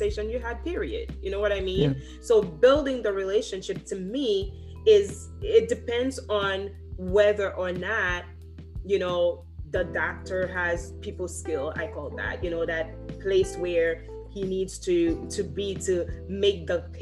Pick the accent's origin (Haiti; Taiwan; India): Haiti; moved away; I grew up in Haiti